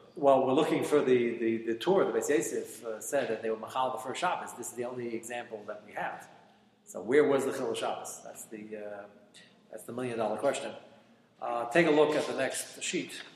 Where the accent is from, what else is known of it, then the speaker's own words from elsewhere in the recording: United States; I'm an American